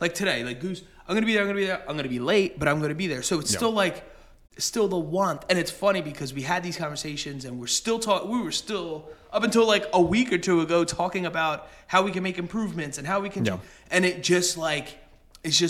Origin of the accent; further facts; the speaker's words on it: Bristol, Pennsylvania, United States; the town we grew up in Bristol, Pennsylvania